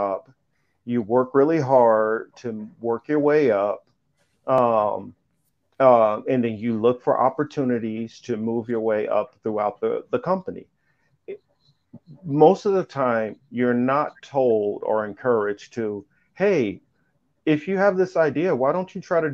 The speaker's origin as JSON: {"language": "English", "region": "Midwest", "country": "United States", "tie": "born or raised there", "said": "where I was growing up in the Midwest"}